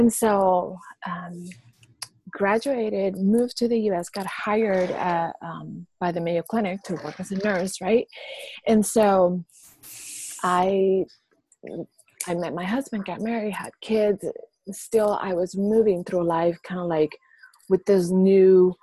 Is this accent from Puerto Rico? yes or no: yes; Puerto Rico; I was born and raised in Puerto Rico.